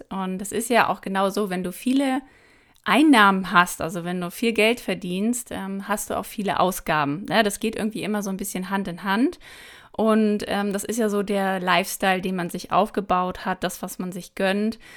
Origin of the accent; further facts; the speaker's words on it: Mecklenburg-Vorpommern, Germany; dass ich hier äh, so ein Fischkopf bin aus Mecklenburg und ja, bin dann eben irgendwann nach München gegangen, aber habe trotzdem hier oben meinen Ursprung